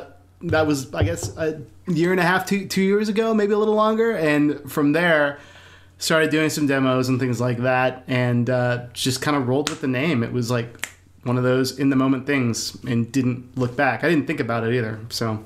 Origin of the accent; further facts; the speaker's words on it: Houston, Texas, United States; also born or lived in Austin, Texas; now in Dripping Springs, United States; I grew up in Houston.